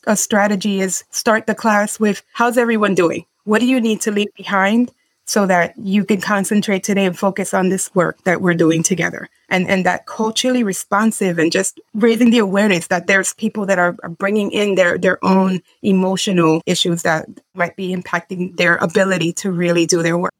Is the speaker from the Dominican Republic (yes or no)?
yes; Dominican Republic; I'm from Dominican Republic